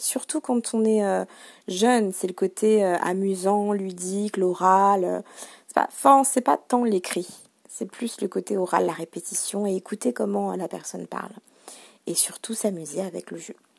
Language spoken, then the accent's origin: French; France; first language French; quand on est français, on ne fournit pas tant d'efforts que ça puisque c'est notre langue maternelle